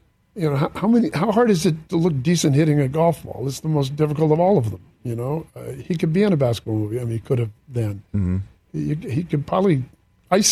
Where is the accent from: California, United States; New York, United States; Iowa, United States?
California, United States; Santa Barbara; I'm from Santa Barbara